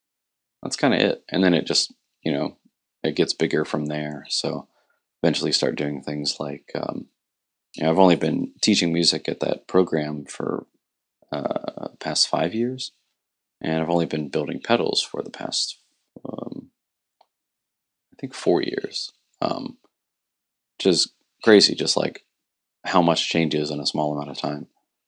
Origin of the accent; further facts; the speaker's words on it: Martins Ferry, Ohio, United States; moved away as an adult; now in Morgantown, United States; I'm actually from Martins Ferry, Ohio, which is about an hour and a half from here. I was born there, raised there, and I just moved to Morgantown 12 years ago